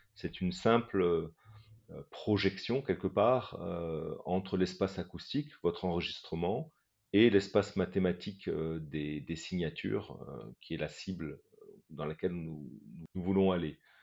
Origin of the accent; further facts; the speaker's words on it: Morocco; now in France; J'ai personnellement grandi au Maroc et je sais que ma voix... Euh, trahit forcément euh, mon, passé euh, dans, un autre pays que, la France.